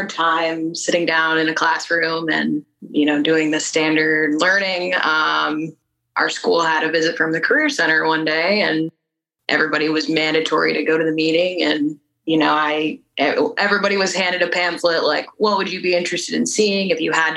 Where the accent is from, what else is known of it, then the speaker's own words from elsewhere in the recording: Sunbury, Ohio, United States; also born or lived in Columbus, Ohio; Born and raised in Sunbury. I am from Columbus